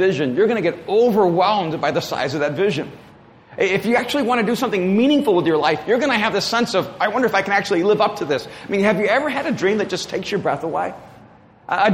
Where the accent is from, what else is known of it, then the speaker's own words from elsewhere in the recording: El Salvador; moved away; my grandparents were raising me in El Salvador